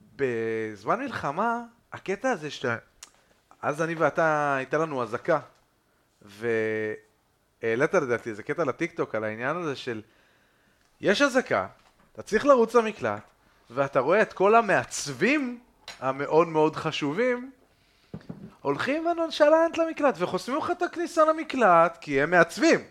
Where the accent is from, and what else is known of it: Jerusalem, Jerusalem District, Israel